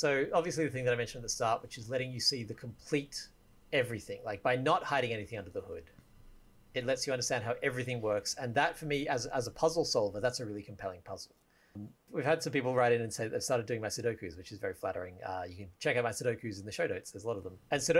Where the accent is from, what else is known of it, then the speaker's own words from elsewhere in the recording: Australia; I'm Australian.